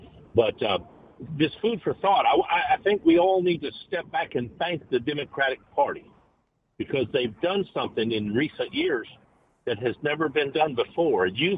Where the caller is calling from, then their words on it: Radcliff, Kentucky, United States; I'm calling from Radcliffe, Kentucky, which is right outside the gate of Fort Knox.